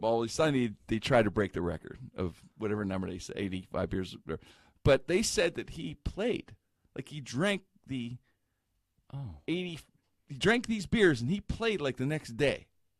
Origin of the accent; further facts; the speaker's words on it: Pittsburgh, Pennsylvania, United States; I grew up in the Strip District